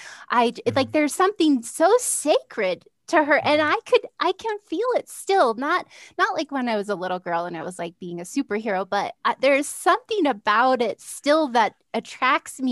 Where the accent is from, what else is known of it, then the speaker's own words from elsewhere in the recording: California, United States; moved away; the Catholic church in my hometown in California